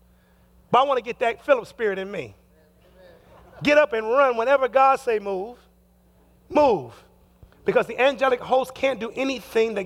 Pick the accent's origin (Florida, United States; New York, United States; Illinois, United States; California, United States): Illinois, United States; Chicago; also born or lived in Detroit, Michigan; now in Seattle, United States; I was born in Detroit, raised in Chicago